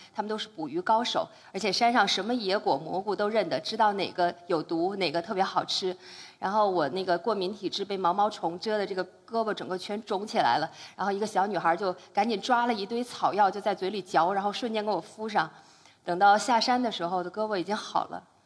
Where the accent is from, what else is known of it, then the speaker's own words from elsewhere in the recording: Beijing, China; moved away; also born or lived in Yunnan; 我是一个土生土长的北京丫头